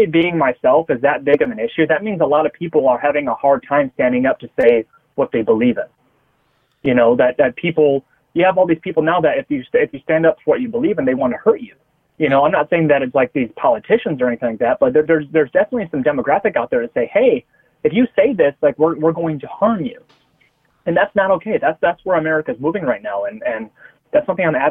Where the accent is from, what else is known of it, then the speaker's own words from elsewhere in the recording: United States; I'm just an American